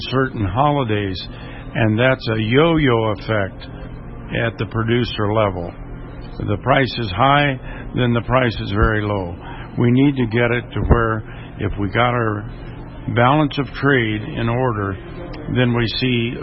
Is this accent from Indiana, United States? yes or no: yes; Indiana, United States; I'm from Indiana, and predator control is a problem for us.